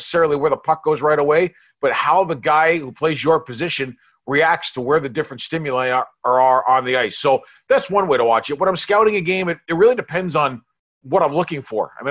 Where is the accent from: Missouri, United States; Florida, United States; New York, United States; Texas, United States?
New York, United States; when I was growing up in New York